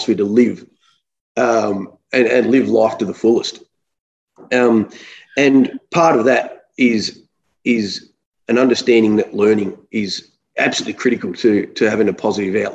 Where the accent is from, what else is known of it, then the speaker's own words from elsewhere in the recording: Melbourne, Victoria, Australia; also born or lived in Wangaratta, Victoria; we grew up in Melbourne